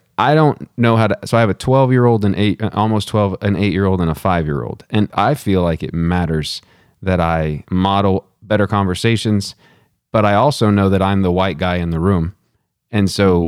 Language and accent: English; Texas, United States; growing up in Texas